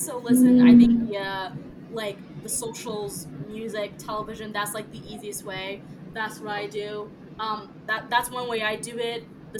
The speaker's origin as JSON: {"language": "English", "country": "United States", "tie": "born or raised there", "first_language": "French", "second_language": "English", "said": "me growing up in the States and not having extended family near me, you know, in some way or another, like, my French probably would have been better, but at some point, I probably would have been speaking, like, Franglish, right?"}